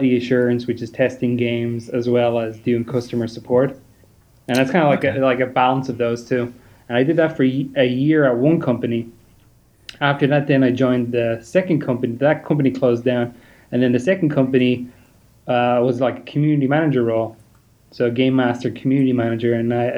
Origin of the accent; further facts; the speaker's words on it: Ireland; I'm from Ireland.